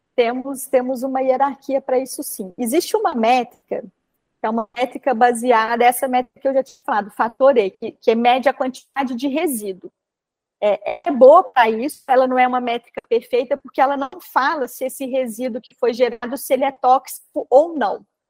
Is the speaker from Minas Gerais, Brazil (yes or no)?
yes; Minas Gerais, Brazil; como boa mineira que sou